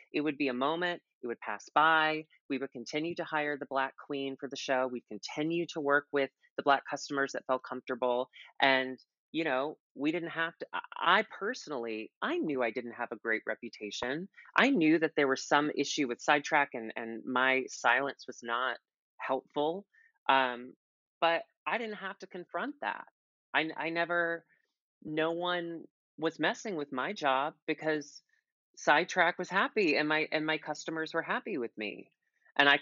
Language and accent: English; the South, United States; moved away; I come from the South.